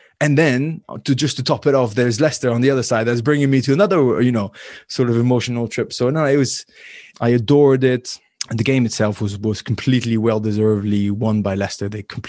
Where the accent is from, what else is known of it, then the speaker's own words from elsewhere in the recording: Paris, Île-de-France, France; born there; I was born in Paris. I would answer Paris, but in total, I lived 4 or 5 years of my life in Paris.